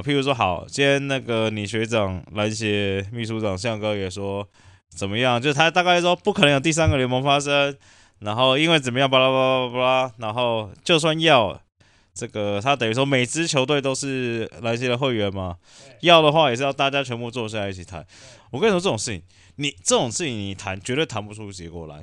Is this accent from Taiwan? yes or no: yes; Taiwan; 以我们台湾人的刻苦耐劳的精神